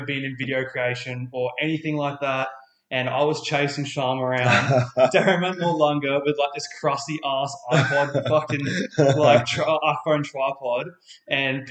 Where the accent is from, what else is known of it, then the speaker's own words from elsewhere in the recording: Far North Queensland, Australia; now in Adelaide, Australia; I'm from Far North Queensland